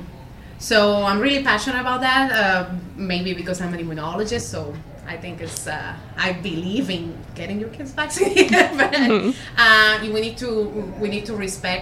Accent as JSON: {"language": "English", "country": "Puerto Rico", "also_born_or_lived": "Granada, Spain", "moved": "as an adult", "lives_now": "Rochester, United States", "said": "I'm originally from Puerto Rico. I did my undergrad there."}